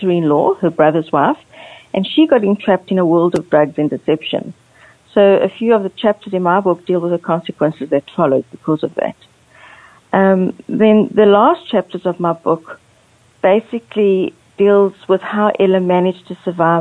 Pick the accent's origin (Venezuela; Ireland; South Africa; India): South Africa; also born or lived in Angola / Port Elizabeth, South Africa; I was born in Angola, which is on the west coast of Africa, but I was raised in South Africa